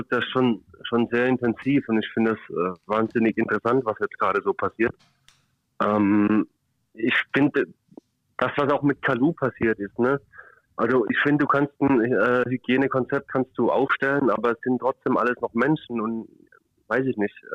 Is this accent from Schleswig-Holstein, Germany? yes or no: yes; Kiel, Schleswig-Holstein, Germany; Ich als Kieler darf da sowieso nicht drüber reden.